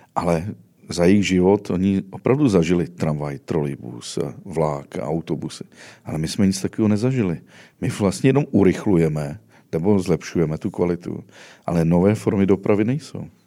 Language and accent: Czech; Mariánské Lázně, Karlovy Vary Region, Czechia; moved away; jsem původně z Mariánek